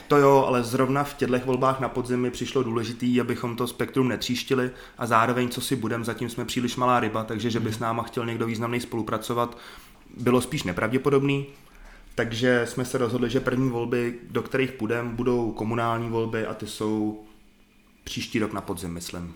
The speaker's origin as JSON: {"language": "Czech", "town": "Liberec", "region": "Liberec Region", "country": "Czechia", "also_born_or_lived": "Saarbrücken, Germany", "said": "jsem z Liberce"}